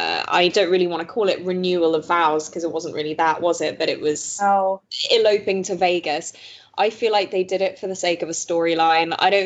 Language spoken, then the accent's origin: English; Belgium; Obviously, I grew up in Belgium, so I grew up with basically BBC One and BBC Two